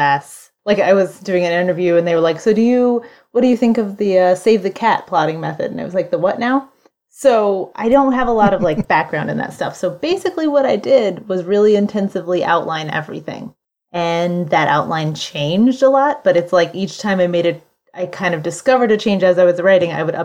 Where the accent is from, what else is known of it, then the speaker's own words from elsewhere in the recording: Western Kentucky, United States; that was my house in my backyard growing up in Western Kentucky